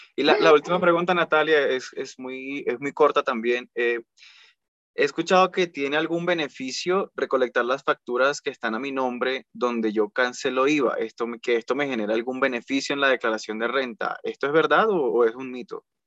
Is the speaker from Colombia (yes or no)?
yes; Colombia; pero yo vivo en Colombia y yo soy colombiano.